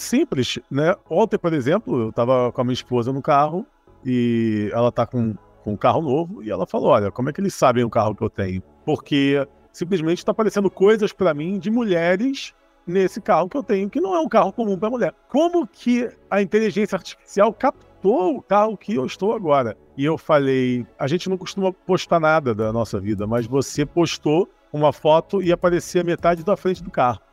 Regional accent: Brazil; moved away as an adult; also born or lived in Portugal; eu nasci no Brasil, vivi a maior parte da minha vida no Brasil

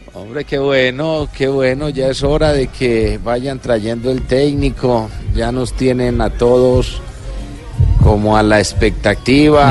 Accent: Colombia; como colombiano

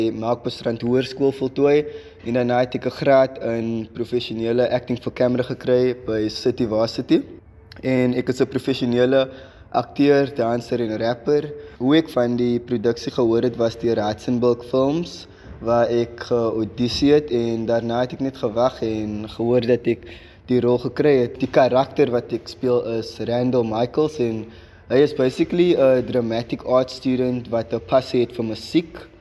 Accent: Atlantis, Western Cape, South Africa; ek is van Atlantis

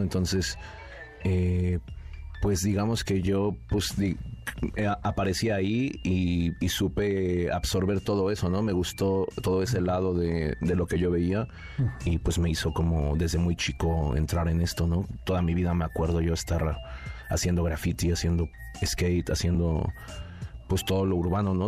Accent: Nezahualcóyotl, State of Mexico, Mexico; nací ahí en Nezahualcóyotl

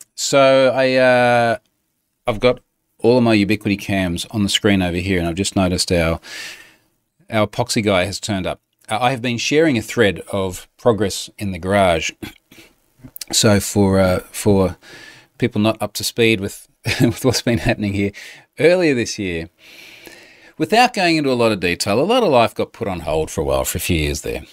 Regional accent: Australia; I'm Australian

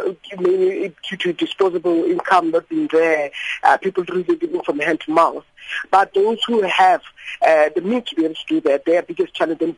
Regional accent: Limpopo, South Africa; moved away; I come from Limpopo, so I'm a girl from the rural areas.

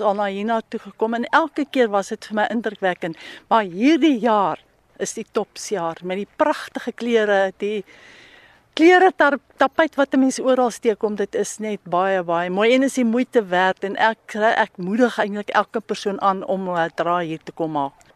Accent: Pretoria, Gauteng, South Africa; Ek is van Pretoria af

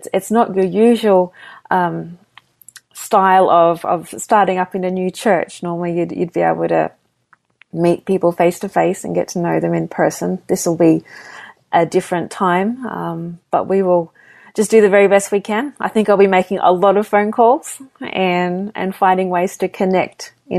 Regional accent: Sydney, New South Wales, Australia; also born or lived in Papua New Guinea / Melbourne, Australia; I'm Australian, so I was born in Sydney. I grew up. Actually, my family moved quite a few different places over the years. We were missionaries in Papua New Guinea and then settled in Melbourne, Australia.

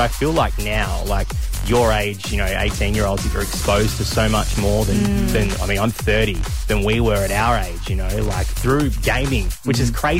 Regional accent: Tasmania, Australia; now in Sydney, Australia; I'm not from Sydney. I'm from Tasmania, which is at the bottom of the world. And we don't have a ferry.

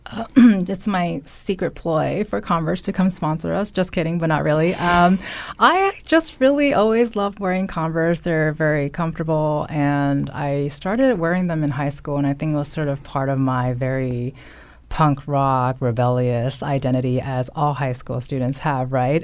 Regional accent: California, United States; accent: valley girl; now in Connecticut, United States; growing up in California

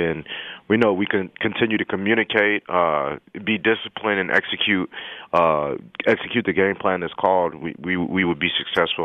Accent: El Paso, Texas, United States; moved away; I'm from El Paso, Texas.

